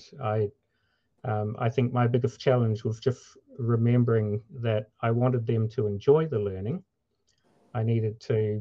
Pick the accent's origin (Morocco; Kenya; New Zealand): New Zealand; moved away as an adult; now in Minnesota, United States; I grew up in New Zealand, and my wife and I moved to the USA in 2010.